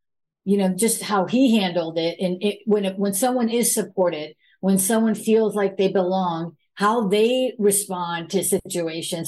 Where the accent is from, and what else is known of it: United States; born or raised there